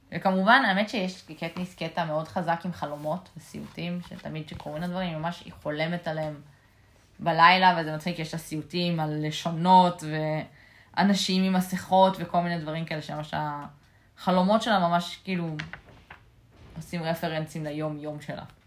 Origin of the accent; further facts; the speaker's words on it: Israel; אנחנו בתור ישראלים